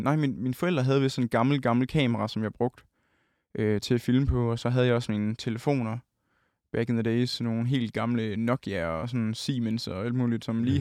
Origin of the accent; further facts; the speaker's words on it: Holsted, Southern Denmark, Denmark; Vi står på min, øh, min forældres sådan, første sal øh, hjemme i Holsted